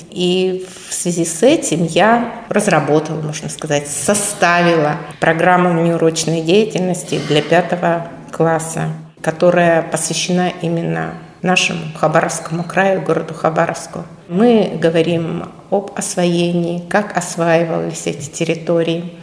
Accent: Amur Oblast, Russia; moved away as an adult; now in Khabarovsk, Russia; очень долгое это время я прожила в Амурской области и родилась там, и, в принципе, там, наверное, моя малая родина

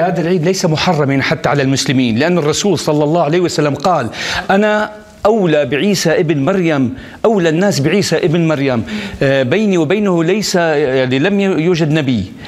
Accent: Syria; وانا من سوريا كمان

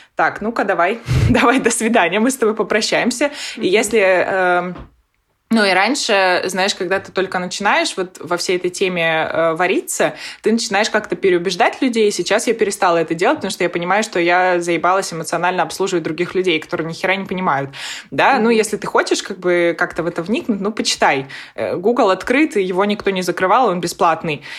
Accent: Nakhodka, Primorsky Krai, Russia; moved away as an adult; я вообще родом из Находки, это на Дальнем Востоке

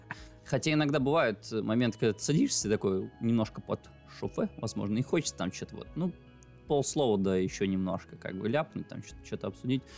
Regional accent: Belarus; first language Russian; moved away as an adult; now in Russia; я же белорус. Э, универ э, в котором я в итоге учился, прям приехал к нам в город

